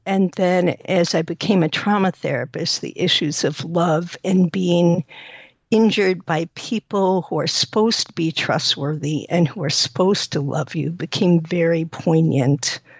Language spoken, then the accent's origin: English; New York, United States; now in Evanston, United States; Uh, New York.